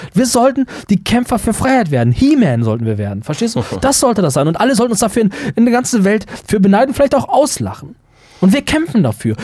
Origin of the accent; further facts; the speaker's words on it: Germany; auch als Deutsche